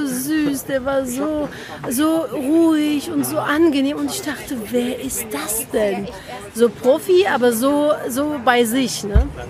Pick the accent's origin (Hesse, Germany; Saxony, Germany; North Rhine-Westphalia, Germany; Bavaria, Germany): North Rhine-Westphalia, Germany; Cologne; also born or lived in Turkey; ich bin ein kölsch-türkisches Mädchen.